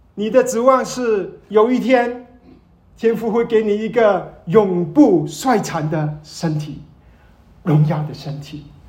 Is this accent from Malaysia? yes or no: yes; Malaysia; 我是马来西亚人，马来西亚生长，从来没回过祖国